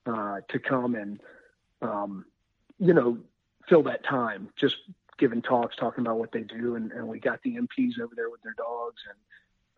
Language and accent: English; Winston-Salem region of North Carolina, United States; also born or lived in Wyoming; my folks made it back here, and this is where I was raised up